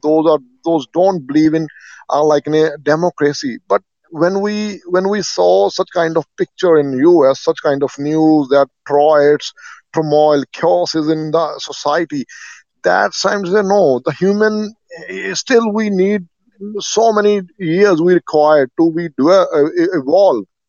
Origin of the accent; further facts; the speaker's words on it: India; I'm also black. I'm from India